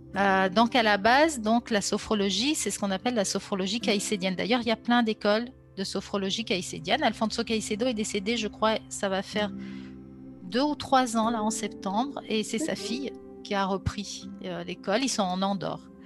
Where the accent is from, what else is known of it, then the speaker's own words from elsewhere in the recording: Grenoble, Auvergne-Rhône-Alpes, France; now in Lyon region, France; je suis originaire de Grenoble et euh, J'habite depuis maintenant plus de 30 ans dans la région lyonnaise